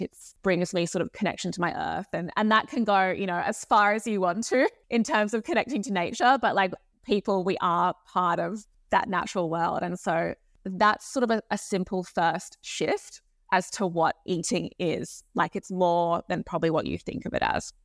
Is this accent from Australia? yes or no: yes; Sydney, New South Wales, Australia; I grew up in Sydney in Australia